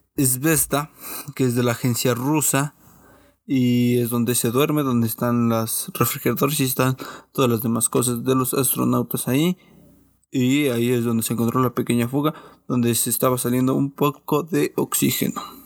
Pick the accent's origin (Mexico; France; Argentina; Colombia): Mexico; Como buen mexicano